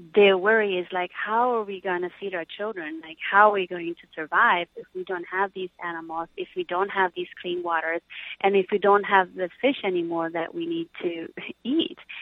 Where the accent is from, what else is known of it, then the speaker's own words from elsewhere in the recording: Peru; moved away; I was half Peruvian and I was raised in Peru